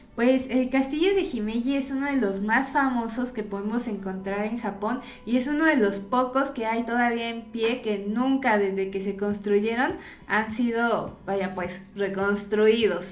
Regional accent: Mexico

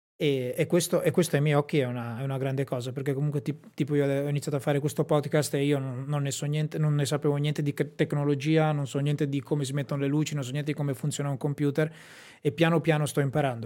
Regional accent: Sassuolo, Emilia-Romagna, Italy; a Sassuolo nel mio paese

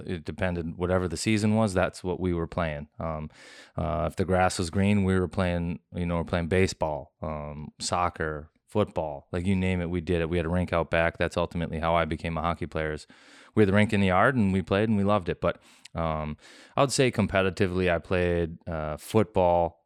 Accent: Minnesota, United States; just Minnesota, grew up

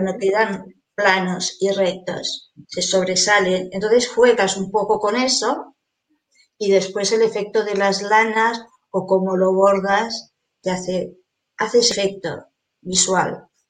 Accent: Barcelona, Catalonia, Spain; also born or lived in Caracas, Venezuela; Yo a los seis años ya estaba aquí

